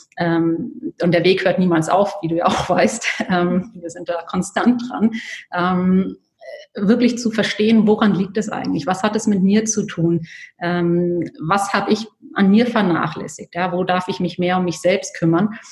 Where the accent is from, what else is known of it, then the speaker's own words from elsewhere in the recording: Bayreuth, Bavaria, Germany; moved away as an adult; now in Horgen, Switzerland; ich selbst komme aus Bayreuth, ähm, also das ist der Nordosten von Bayern